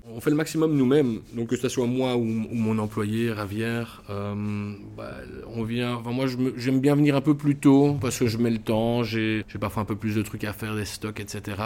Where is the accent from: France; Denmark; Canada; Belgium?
Belgium; Brussels, Brussels-Capital Region; je suis bruxellois de toujours